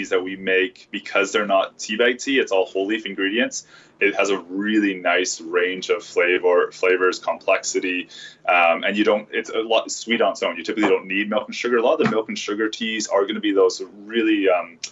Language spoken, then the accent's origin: English; Vancouver, British Columbia, Canada; I was born and raised in Vancouver.